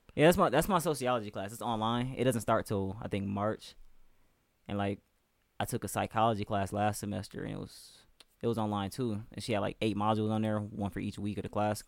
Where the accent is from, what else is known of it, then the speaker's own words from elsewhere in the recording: Flint, Michigan, United States; moved away; I'm from, uh, Flint, Michigan, like sixty miles northwest